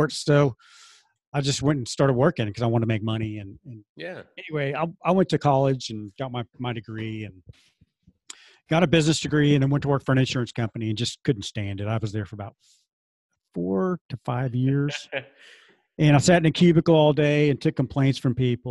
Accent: Dallas and Houston, Texas, United States; moved away as an adult; now in Oklahoma City, United States; I grew up in Dallas and Houston.

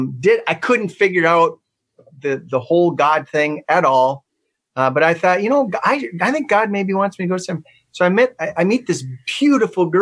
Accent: Maddock, North Dakota, United States; When I was growing up, I grew up in Mattock, North Dakota

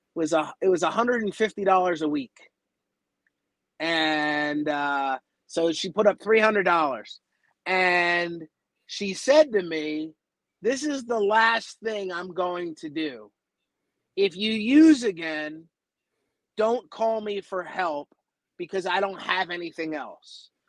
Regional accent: Baltimore, Maryland, United States; now in Los Angeles, United States; I'm originally from the Baltimore area

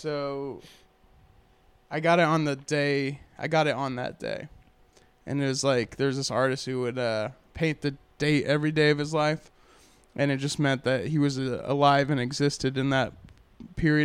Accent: San Antonio, Texas, United States; now in Austin, United States; I was born in San Antonio, and so most of my family's about an hour and a half south

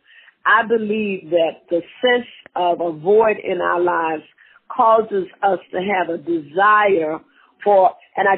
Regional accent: Tennessee, United States; moved away; also born or lived in Mississippi; Born in Mississippi, raised in Tennessee

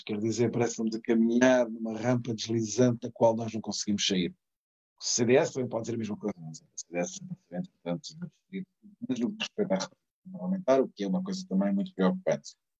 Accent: Setúbal, Portugal; Setúbal, da minha terra

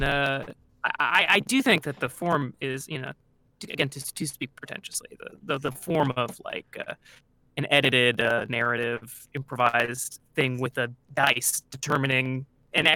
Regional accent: California, United States; moved away as an adult; also born or lived in Chicago; I am from California originally

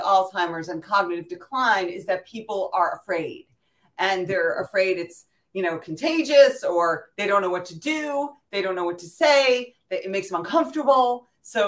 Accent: New York City, New York, United States; I'm from New York City

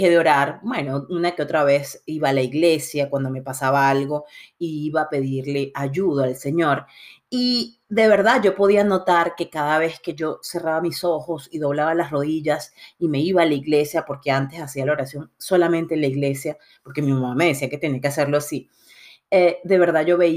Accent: Puerto Cabello, Carabobo, Venezuela; ese fue el Dios que yo aprendí en el catecismo de de Portocabello, mi ciudad natal en Venezuela, cuando tenía siete años, cuando hice la comunión.

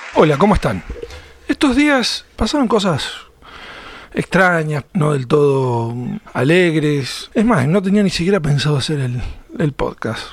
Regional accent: Argentina; como argentino me encantaba

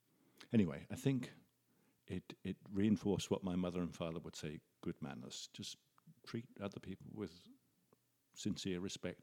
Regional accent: England, United Kingdom; moved away as an adult; now in Canada; My accent belies me, I think. I came over from England when I was 25.

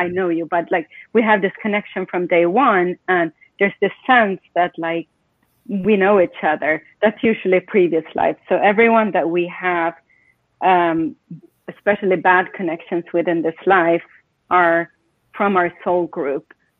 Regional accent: Sweden; English is a second language; also born or lived in Estonia / England / Spain / Peru; now in United States; I'm from everywhere. I grew up in Sweden. My family is Estonian. I've lived in Sweden, Estonia, England, Spain, Peru, and the United States.

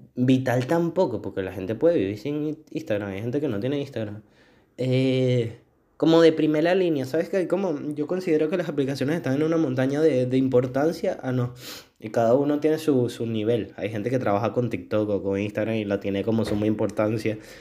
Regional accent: Venezuela; soy venezolano

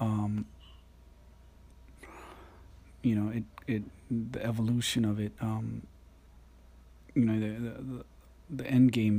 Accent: Waiāhole, Hawaii, United States; growing up in Waiʻohole

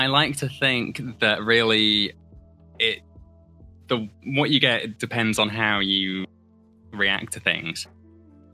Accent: Somerset, South West England, United Kingdom; moved away as an adult; also born or lived in Hastings / California / Scotland (family) / Liverpool (family); now in London, United Kingdom; I was born in Hastings. I lived in California from age 3 to age 8, and then Somerset up until about 7 years ago, and then I moved to London.

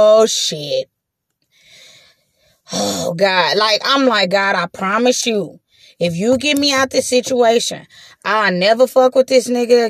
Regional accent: Los Angeles, California, United States; I'm from Watts. I'm from 109th. I'm from the, you know what I'm saying? I'm from the projects. I'm from Watts.

